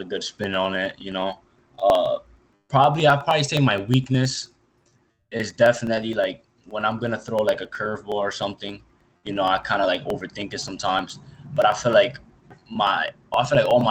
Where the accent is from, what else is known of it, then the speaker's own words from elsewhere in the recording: New York, United States; I'm from New York